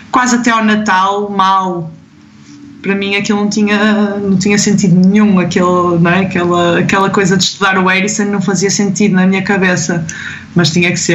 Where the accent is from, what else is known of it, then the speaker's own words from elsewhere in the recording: Mozambique; moved away as an adult; porque eu venho da África, venho de, de Moçambique, de um sítio onde não tens nada, onde as prioridades são completamente outras